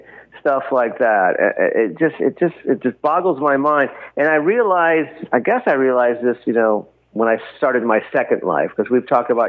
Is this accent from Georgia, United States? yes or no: no; California, United States; California, my home state